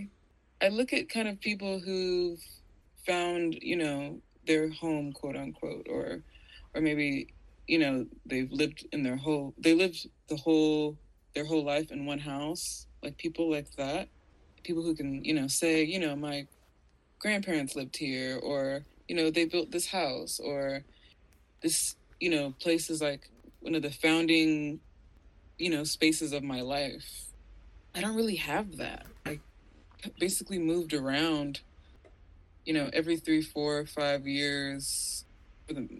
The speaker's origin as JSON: {"language": "English", "town": "Atlanta", "region": "Georgia", "country": "United States", "tie": "born or raised there", "said": "I grew up in the suburbs of sort of South Atlanta"}